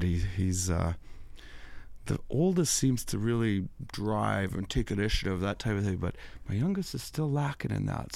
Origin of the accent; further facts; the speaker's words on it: MacDowall, Saskatchewan, Canada; I'm from McDowell, Saskatchewan